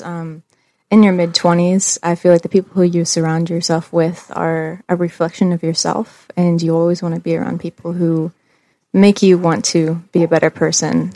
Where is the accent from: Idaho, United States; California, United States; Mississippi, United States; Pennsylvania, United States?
Pennsylvania, United States; DuBois; I grew up in the same house in Du Bois for mostly all my life